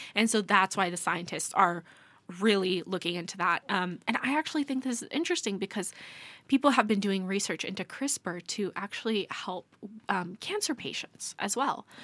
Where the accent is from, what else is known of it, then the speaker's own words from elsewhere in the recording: United States; as an American